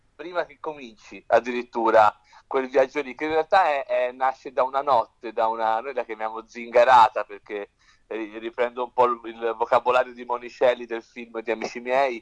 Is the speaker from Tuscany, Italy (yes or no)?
yes; Tuscany, Italy; noi siamo toscani